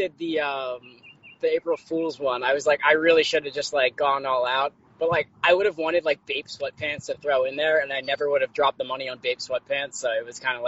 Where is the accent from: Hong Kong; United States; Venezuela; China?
United States; Pennsylvania; moved away as an adult; also born or lived in Massachusetts; my family's actually based out of Pennsylvania